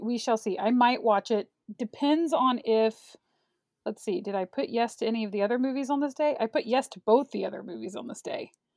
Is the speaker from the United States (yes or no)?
yes; Prairie Village, Kansas, United States; I'm from Kansas City, well, right outside of Kansas City, in a little town called Prairie Village